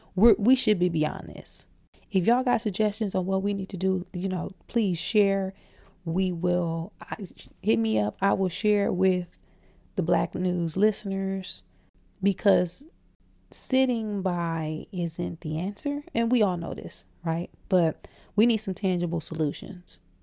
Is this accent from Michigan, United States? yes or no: yes; Flint, Michigan, United States; So, y'all know I'm from Michigan. I'm from Flint, Michigan.